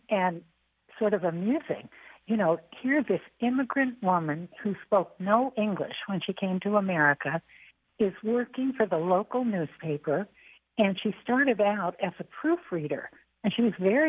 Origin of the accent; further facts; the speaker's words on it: Chehalis, Washington, United States; moved away; also born or lived in Germany; I loved my life growing up in Chehalis